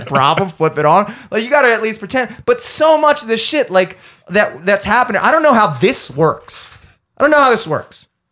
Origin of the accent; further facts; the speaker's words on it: Towson, Maryland, United States; I grew up in Towson my entire life